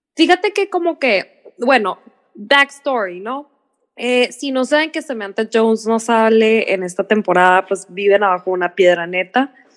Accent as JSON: {"language": "Spanish", "country": "Mexico", "said": "yo en Estados Unidos no llego a un lugar y digo, ay, todo el mundo es blanco y yo soy mexicana"}